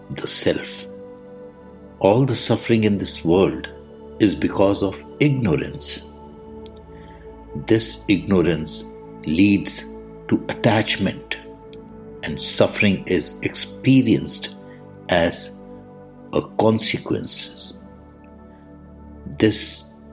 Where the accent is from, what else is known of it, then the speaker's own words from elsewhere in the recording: India; I am the Indian monk